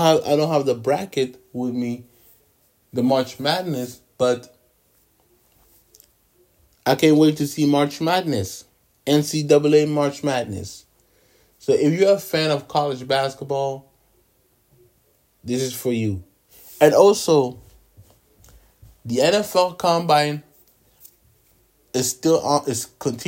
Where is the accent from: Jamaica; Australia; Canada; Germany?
Canada; Ottawa, Ontario; Growing up in Ottawa, we don't have a basketball team.